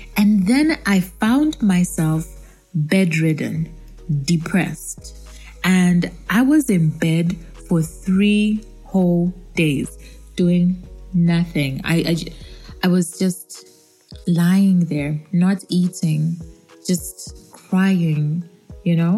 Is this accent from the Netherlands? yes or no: no; Zambia; also born or lived in Kabwe and Lusaka, Zambia; Yes, I am African. I come from Zambia, and I'm currently based between Kabwe and Lusaka, which is basically central Zambia